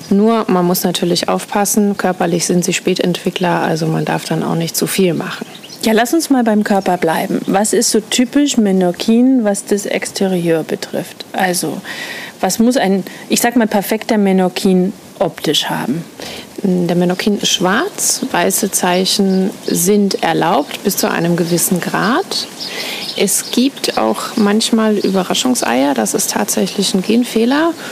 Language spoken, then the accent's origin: German; Austria; moved away as an adult; now in Menorca, Spain; Ich bin ursprünglich Österreicherin.